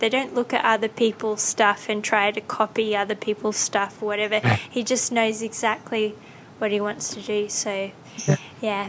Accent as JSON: {"language": "English", "country": "Australia", "tie": "born or raised there", "moved": "yes", "said": "I grew up in Australia"}